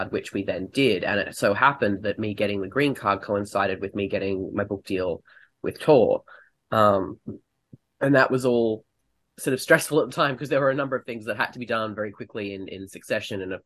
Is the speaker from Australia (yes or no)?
yes; Australia; moved away as an adult; also born or lived in United Kingdom; now in United States; I am Australian. I've been living in the US for 5 years, and previously I lived in the UK for 5 years